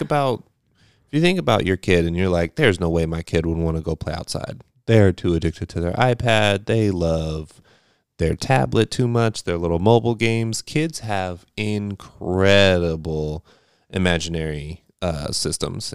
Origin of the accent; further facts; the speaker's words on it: California, United States; now in Eastern Pennsylvania, United States; I grew up in California. I grew up in a desert climate